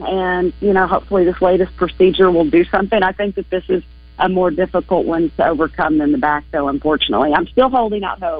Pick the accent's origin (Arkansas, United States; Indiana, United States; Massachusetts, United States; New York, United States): Arkansas, United States; I love coming home. I miss my home state